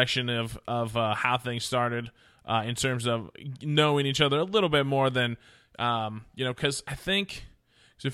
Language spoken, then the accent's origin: English; Oregon, United States; when we were growing up in Oregon.